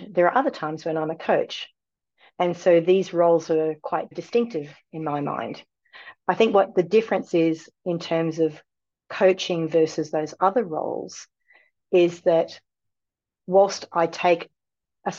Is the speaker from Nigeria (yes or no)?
no; Australia; moved away; I come from Australia